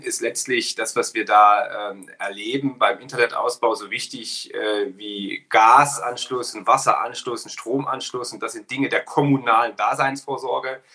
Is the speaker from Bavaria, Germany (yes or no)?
no; Ilmenau, Thuringia, Germany; in meiner Heimatstadt in Ilmenau, äh, eine kleine Stadt in Thüringen